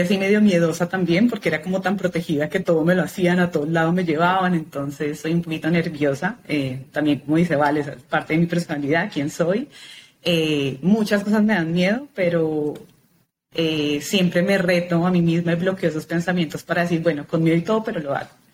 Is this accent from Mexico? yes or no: no; Bogotá, Colombia; nací en Bogotá, Colombia, nací, crecí, es el único lugar donde he vivido